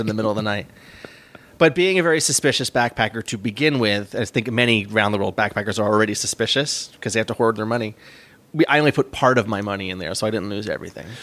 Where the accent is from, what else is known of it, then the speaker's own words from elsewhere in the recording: New York, United States; I was from New York